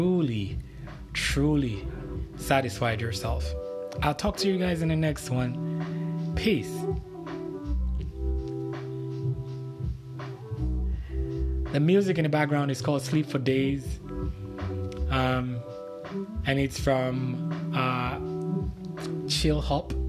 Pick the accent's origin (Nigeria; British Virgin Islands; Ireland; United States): Nigeria; moved away; regular Nigerian guy that was raised back in Nigeria